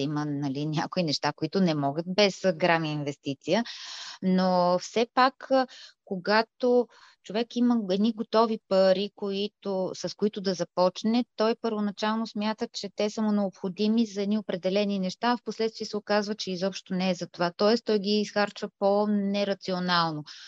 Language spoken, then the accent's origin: Bulgarian; Bulgaria; ние наистина се гордеем, че сме българки и още повече всички ние, които сме тук останали в България